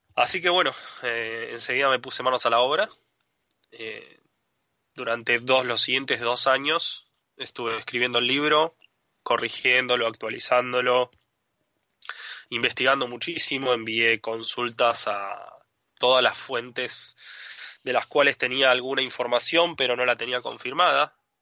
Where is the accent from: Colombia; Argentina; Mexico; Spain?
Argentina; also born or lived in Adrogué, Buenos Aires Province; soy argentino, vivo en Adrogué, que es una ciudad, es una ciudad al sur de, la capital federal, dentro de la provincia de Buenos Aires